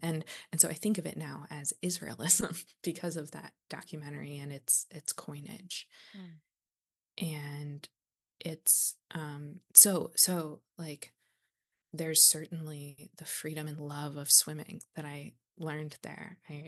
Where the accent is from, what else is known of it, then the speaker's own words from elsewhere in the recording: the South, United States; moved away as an adult; And so I think growing up in the South, we see those contradictions all the time, everywhere. And part of, I've realized in my, like, I've spent now 18 years living outside of the South.